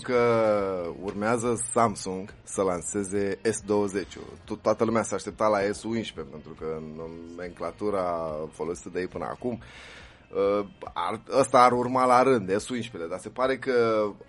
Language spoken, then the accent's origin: Romanian; Romania; inclusiv pentru noi ca români